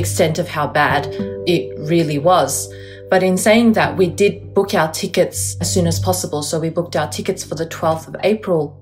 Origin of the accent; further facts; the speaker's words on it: Melbourne, Victoria, Australia; I'm an Uighur who was born and raised in Melbourne, Australia